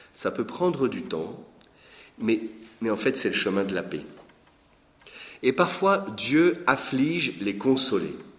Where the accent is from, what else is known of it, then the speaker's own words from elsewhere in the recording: Lorraine, Grand Est, France; moved away as an adult; also born or lived in Belgium; Je suis né en Lorraine, il y a 46 ans